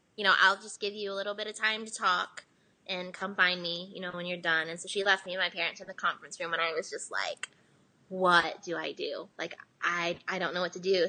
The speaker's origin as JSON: {"language": "English", "region": "Ohio", "country": "United States", "tie": "born or raised there", "also_born_or_lived": "South Korea", "moved": "yes", "lives_now": "Nashville, United States", "said": "I was born here, but I was raised in America, and like I don't speak Korean"}